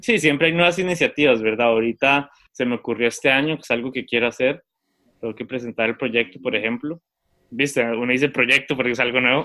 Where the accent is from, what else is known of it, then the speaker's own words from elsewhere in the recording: Costa Rica; moved away as an adult; also born or lived in Germany; estudié en un colegio, o sea, en Costa Rica